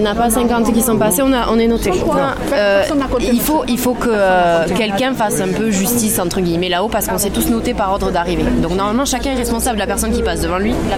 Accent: Toulouse, Occitania, France; je suis toulousaine, j'habite juste à côté du canal

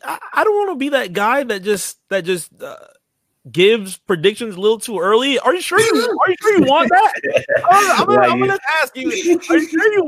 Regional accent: New York City, New York, United States; born there; I was born in the Bronx. In New York City.

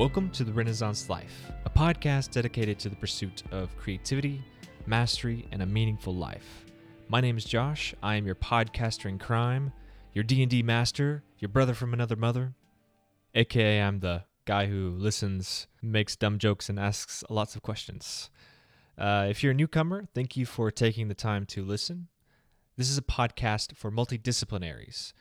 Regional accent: the South, United States; I'm from the South

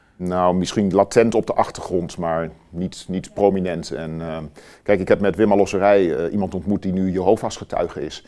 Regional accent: Wierden, Overijssel, Netherlands; also born or lived in Almelo; ik ben getogen in Wierden. Ja. Onder de rook van Almelo

